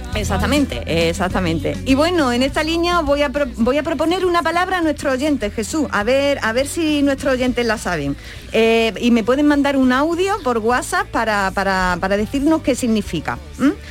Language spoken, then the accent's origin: Spanish; Andalusia, Spain; accent: Andalusian